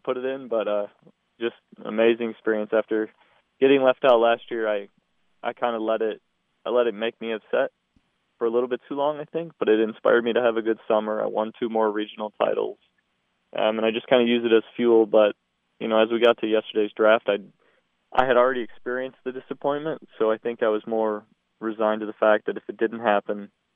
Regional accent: Detroit, Michigan, United States; growing up in Detroit with Detroit sports and being a Dolphins fan

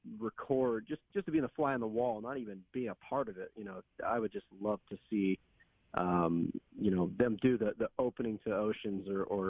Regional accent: Portland, Oregon, United States; And that's my home. You know, I'm from Portland.

